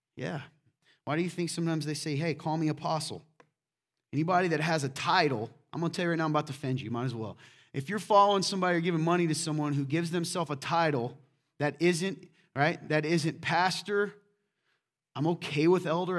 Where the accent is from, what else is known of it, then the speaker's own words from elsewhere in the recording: the South, United States; now in Midwest, United States; Here in the Midwest, I'm from the South, too